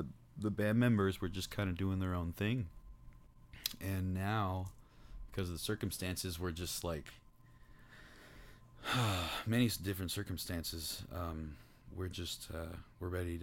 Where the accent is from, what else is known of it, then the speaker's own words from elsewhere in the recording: Rocklin, California, United States; also born or lived in Placerville / Sacramento; now in Folsom, United States; I was born in Placerville and then moved to Sacramento. Was raised in Rocklin and now I'm in Folsom